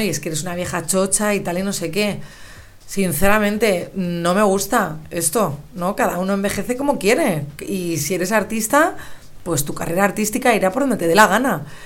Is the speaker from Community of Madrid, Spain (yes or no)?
yes; Madrid, Community of Madrid, Spain; moved away as an adult; also born or lived in London; estar grabando desde mi ciudad natal ya que he regresado de Londres hace unas semanas y, estoy aquí en Madrid